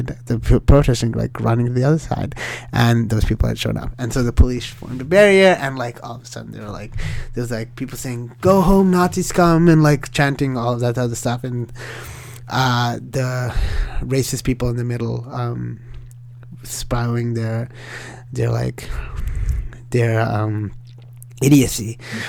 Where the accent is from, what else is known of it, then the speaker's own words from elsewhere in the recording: Sri Lanka; born there; And I said, buddy, I was born in Sri Lanka. Like, are you actually explaining Sri Lanka to me?